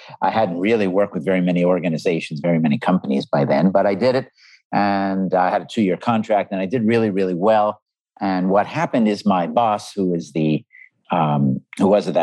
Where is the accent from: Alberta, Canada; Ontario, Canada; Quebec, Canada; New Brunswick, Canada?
Quebec, Canada; Montreal; I grew up in Canada, in Montreal